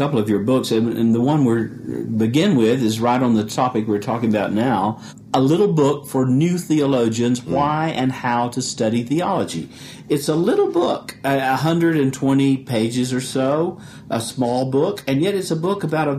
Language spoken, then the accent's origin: English; Chattanooga, Tennessee, United States; my hometown is Chattanooga, which you can almost see from the campus of Covenant College.